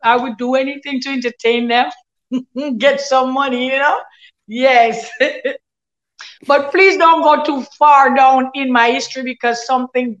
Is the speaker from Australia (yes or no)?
no; Galina, Saint Mary, Jamaica; I grew up in Galena, St. Mary, 3 miles away from Port Maria, which is the capital